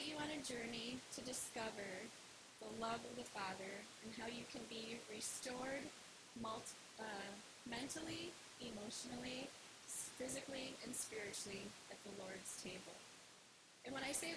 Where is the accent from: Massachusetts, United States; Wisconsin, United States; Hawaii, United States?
Wisconsin, United States; accent: Wisconsin; my Wisconsin accent